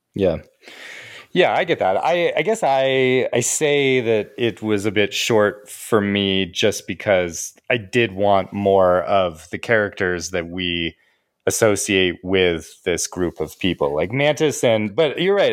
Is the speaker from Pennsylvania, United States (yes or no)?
no; Denver, Colorado, United States; now in Canada; I'm back home from Canada, I'm back in Denver, and I'm with my family